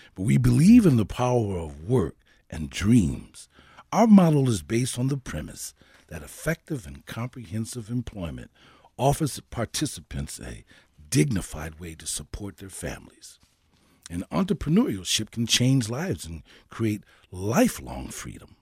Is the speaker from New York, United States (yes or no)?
no; Saint Paul, Minnesota, United States; I grew up in Saint Paul and went to um, grade school and junior high school and eventually, um, high school, Saint Paul